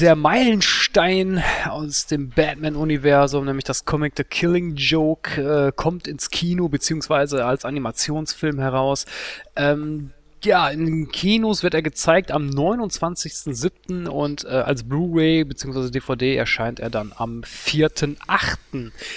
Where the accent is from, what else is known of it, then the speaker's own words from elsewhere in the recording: Duisburg, North Rhine-Westphalia, Germany; in meiner Heimatstadt Duisburg